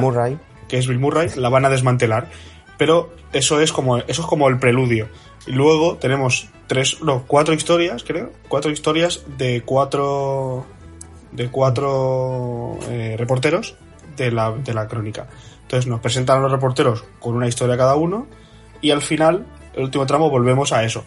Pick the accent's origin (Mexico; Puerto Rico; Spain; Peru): Spain; como buenos españoles